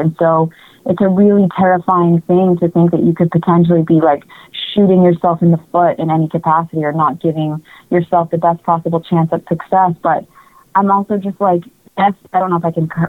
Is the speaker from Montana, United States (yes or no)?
no; New Jersey, United States; I'm from Jersey